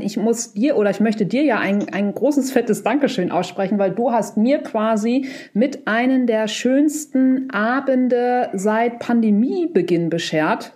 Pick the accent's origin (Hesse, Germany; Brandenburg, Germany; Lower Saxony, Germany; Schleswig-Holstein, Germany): Lower Saxony, Germany; Buchholz in der Nordheide; ich bin ja in Buchholz in der Nordheide groß geworden. Es ist eine Kleinstadt, 30 Kilometer von Hamburg.